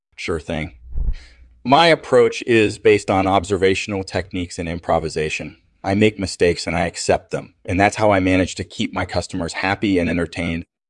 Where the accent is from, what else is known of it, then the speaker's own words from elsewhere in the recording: Toronto, Ontario, Canada; I grew up in Toronto